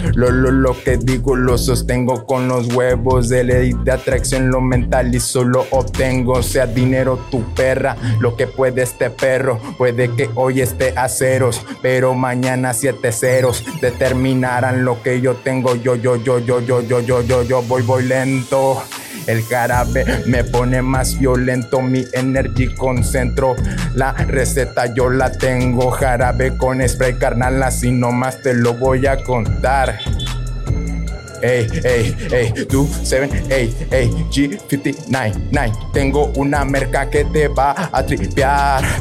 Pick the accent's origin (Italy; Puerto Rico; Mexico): Mexico; Pedernales, Michoacán; moved away; also born or lived in Morelia / Lázaro Cárdenas; De Michoacán he vivido en Morelia, Lázaro, pero yo soy de pueblo